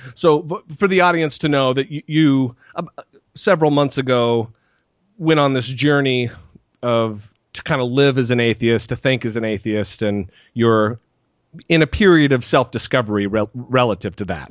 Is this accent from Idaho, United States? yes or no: yes; Idaho, United States; moved away; about a half hour through windy, crazy mountain roads from Moscow to my hometown